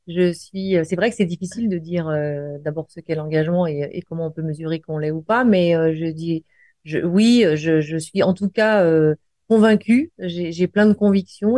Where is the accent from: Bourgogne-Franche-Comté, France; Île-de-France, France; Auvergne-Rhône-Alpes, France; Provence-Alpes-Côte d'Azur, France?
Auvergne-Rhône-Alpes, France; Lyon; je suis lyonnaise et fière de l'être